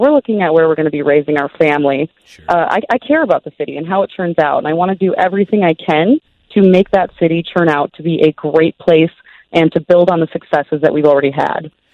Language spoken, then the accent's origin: English; Twin Cities, Minnesota, United States; I grew up in the Twin Cities